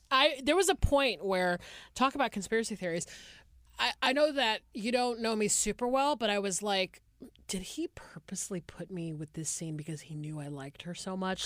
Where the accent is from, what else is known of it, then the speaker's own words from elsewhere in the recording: Atlanta, Georgia, United States; moved away as an adult; now in Los Angeles, United States; I grew up in the Deep South